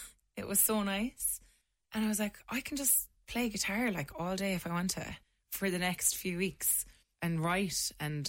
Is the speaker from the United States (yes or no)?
no; Mungret, Munster, Ireland; Yeah, I'm from Limerick. Grew up out in Mungart, just outside of town.